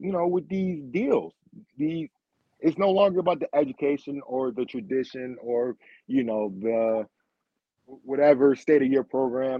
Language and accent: English; Rochester, New York, United States; born or raised there